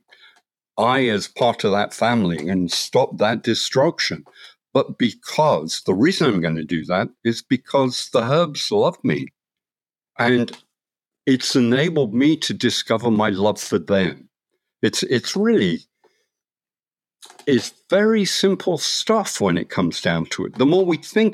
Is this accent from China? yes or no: no; London, United Kingdom; moved away; I grew up in London, was a scientist